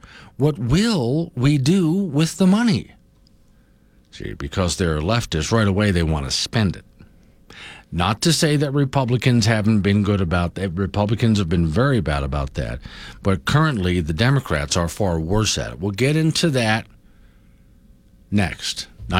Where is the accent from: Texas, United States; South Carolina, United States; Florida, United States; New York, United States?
Florida, United States; moved away; growing up in Florida as I did